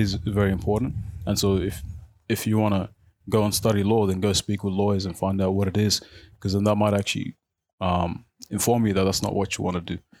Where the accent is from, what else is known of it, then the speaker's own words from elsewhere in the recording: Footscray, Victoria, Australia; first language Arabic; English is a second language; also born or lived in South Sudan / Khartoum / Egypt; I grew up in Footscray. So I went to Footscray West Primary School.